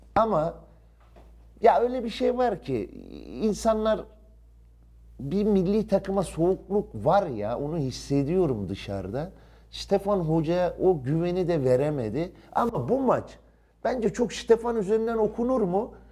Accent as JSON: {"language": "Turkish", "country": "Turkey", "said": "Ben şahsen bir Türk olarak"}